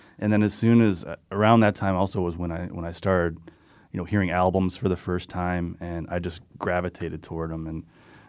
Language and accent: English; West Hartford, Connecticut, United States; And then I grew up in West Hartford, and a lot of people I grew up with, we all went away.